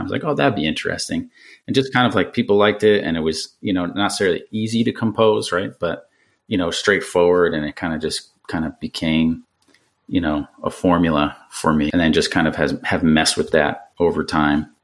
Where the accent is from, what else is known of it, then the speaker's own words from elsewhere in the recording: around New York City, United States; growing up around New York City and taking the train into there